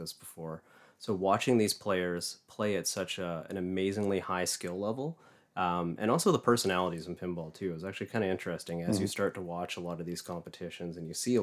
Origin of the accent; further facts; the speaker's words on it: New Westminster, British Columbia, Canada; I grew up in New Westminster, so just outside of Vancouver.